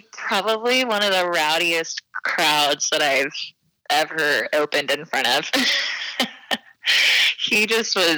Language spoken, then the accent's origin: English; Texas, United States; I am from Texas. I'm a singer and a songwriter down here